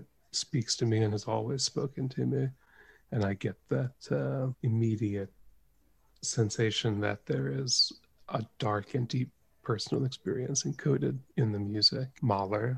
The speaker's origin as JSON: {"language": "English", "country": "United States", "tie": "born or raised there", "moved": "yes", "said": "it hit my hometown"}